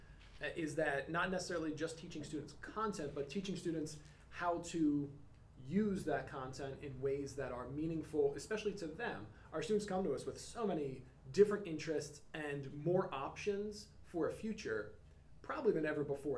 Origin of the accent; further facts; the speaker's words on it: Philadelphia, Pennsylvania, United States; moved away as an adult; also born or lived in North Carolina; I'm born and raised in Philly